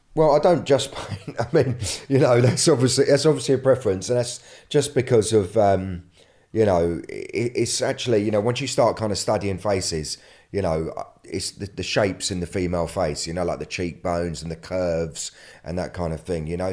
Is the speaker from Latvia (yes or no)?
no; London, United Kingdom; I'm from London